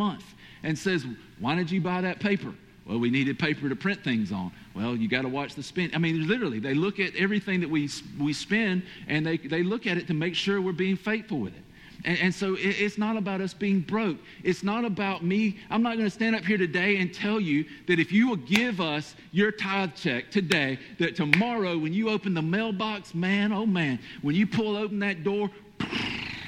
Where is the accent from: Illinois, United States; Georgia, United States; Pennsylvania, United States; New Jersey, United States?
Georgia, United States; accent: Georgia/Hispanic